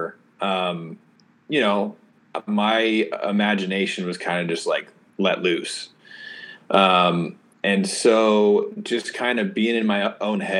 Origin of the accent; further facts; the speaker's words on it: Oregon, United States; So I'm from Oregon. I was homeschooled, grew up in the country